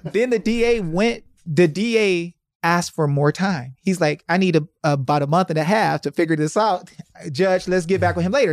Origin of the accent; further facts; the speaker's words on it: Detroit, Michigan, United States; I'm from Detroit.